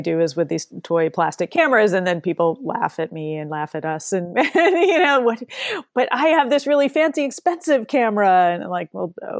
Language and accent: English; New Jersey, United States; moved away as an adult; But I grew up in New Jersey, and I moved out to Washington State in 1992, and so I've been a Pacific Northwesterner ever since